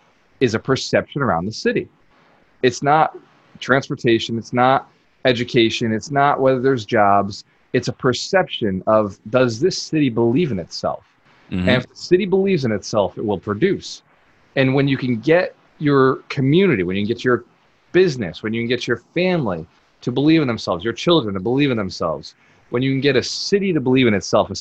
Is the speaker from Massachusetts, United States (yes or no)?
yes; Fall River, Massachusetts, United States; I grew up here in Fall River